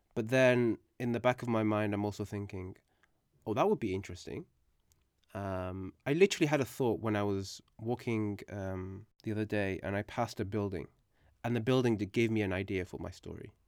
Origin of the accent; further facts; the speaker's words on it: United Kingdom; English is a second language; when we moved to the U K, uh, it was, um, for, you know, in search of a better life. And, um, at the age of four